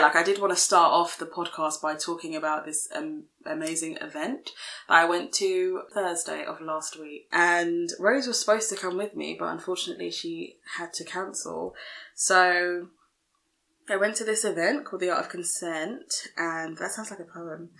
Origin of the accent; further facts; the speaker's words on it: London, United Kingdom; we're from London, UK